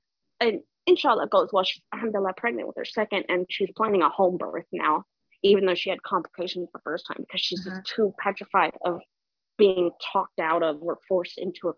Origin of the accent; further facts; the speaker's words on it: Nevada, United States; moved away as an adult; now in Ohio, United States; my hometown in Nevada, on the west coast of the USA.